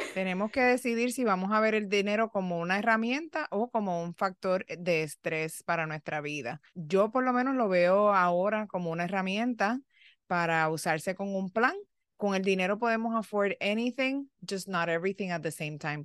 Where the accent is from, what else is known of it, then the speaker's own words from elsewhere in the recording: Puerto Rico; moved away as an adult; now in United States; cuando yo vine de Puerto Rico para los Estados Unidos